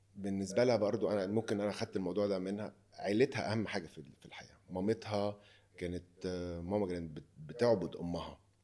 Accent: Egypt; moved away as an adult; now in Lebanon; عندنا في مصر

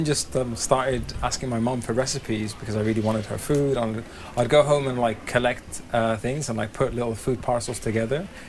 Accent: Sudan; now in United Kingdom; I grew up in Sudan and had this childhood there. And we moved to the UK.

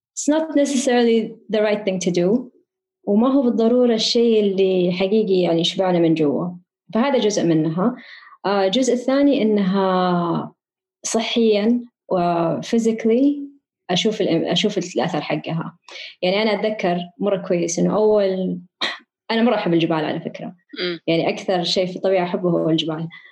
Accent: Riyadh, Riyadh Province, Saudi Arabia; أنا كبرت في الرياض

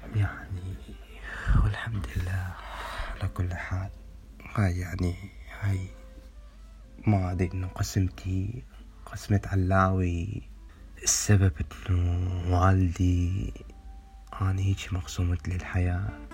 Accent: Iraq; moved away as an adult; من العراق

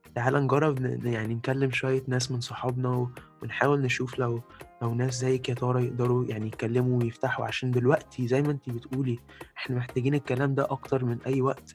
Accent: Egypt; moved away; شعبنا المصري

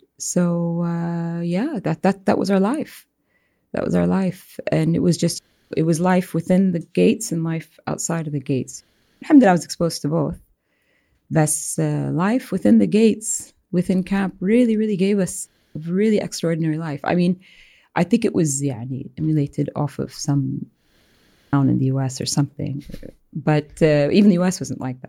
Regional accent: Dhahran, Eastern Province, Saudi Arabia; I'm from Dhahran.

